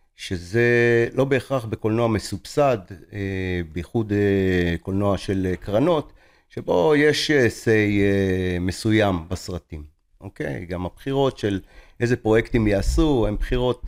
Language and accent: Hebrew; Tel Aviv, Tel Aviv District, Israel; now in Rishon LeZion, Israel; אני גר בראשון לציון, לא גר בתל אביב, למרות שנולדתי בתל אביב